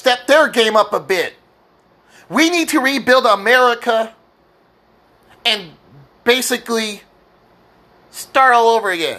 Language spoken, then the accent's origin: English; United States; as an American